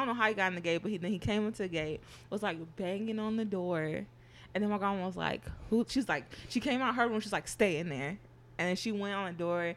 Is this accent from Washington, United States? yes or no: no; Berkeley, California, United States; I'm from Berkeley